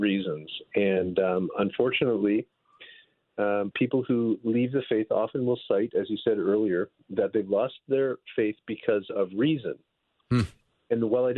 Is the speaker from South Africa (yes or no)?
no; Northern Ontario, Canada; now in California, United States; I'm from Northern Ontario in Canada. I've lived almost my whole life there